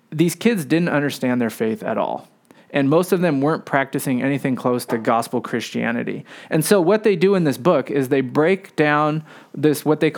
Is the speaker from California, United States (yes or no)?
yes; San Francisco, California, United States; So I grew up here in San Francisco, but my parents were college students when they had us.